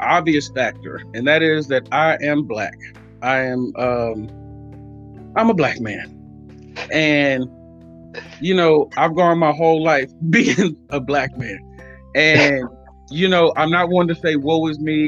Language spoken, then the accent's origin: English; United States; also born or lived in Oakland, California / Waller County, Texas; I grew up partly in Oakland and partly in Waller County. So the city and the country